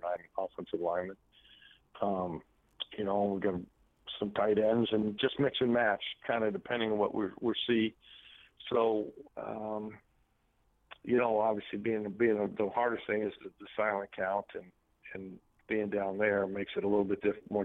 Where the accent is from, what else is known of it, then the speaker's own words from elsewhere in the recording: Arizona, United States; moved away; I was from Arizona